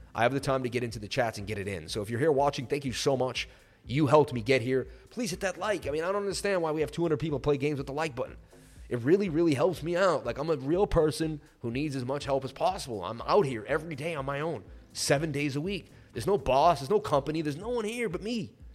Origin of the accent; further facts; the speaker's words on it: Martha's Vineyard, Massachusetts, United States; I grew up in Martha's Vineyard.